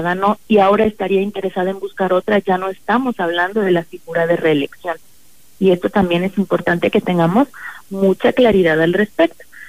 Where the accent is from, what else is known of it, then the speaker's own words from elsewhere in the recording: Ciudad Valles, San Luis Potosí, Mexico; moved away; la gente de, de mi tierra que tanto quiero